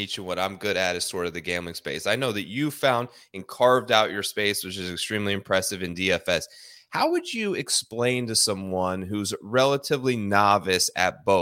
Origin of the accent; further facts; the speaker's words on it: Ohio, United States; Growing up in Ohio